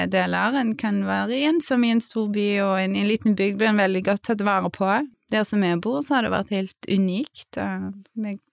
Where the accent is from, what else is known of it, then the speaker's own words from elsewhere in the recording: Haugesund, Rogaland, Norway; moved away; also born or lived in Berlin; jeg kommer fra Haugesund